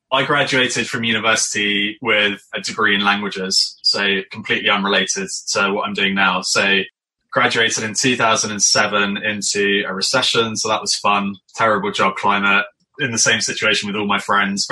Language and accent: English; Scotland, United Kingdom; also born or lived in London; now in Farnham, United Kingdom; I grew up in Scotland, in amazing countryside.